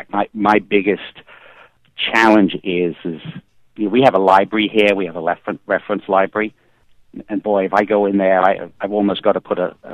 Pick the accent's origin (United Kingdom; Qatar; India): United Kingdom; England; One, growing up in England, Aston Martin was, was, was certainly top or equal top of the list of, of cars